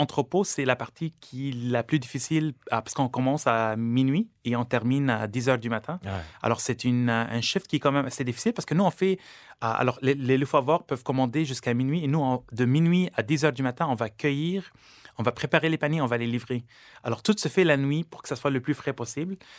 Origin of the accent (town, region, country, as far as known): Lebanon; born or raised there; now in Canada